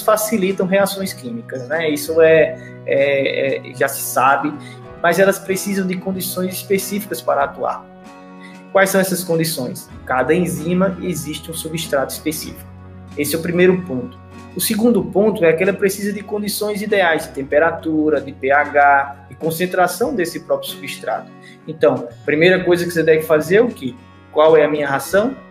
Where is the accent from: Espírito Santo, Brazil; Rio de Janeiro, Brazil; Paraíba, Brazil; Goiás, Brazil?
Paraíba, Brazil; eu sou da Paraíba, sou do Brasil, da Paraíba